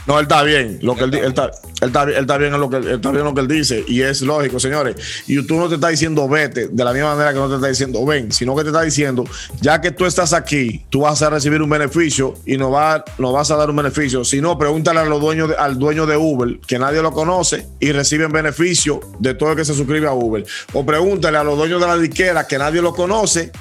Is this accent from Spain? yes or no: no; Dominican Republic; somos dominicanos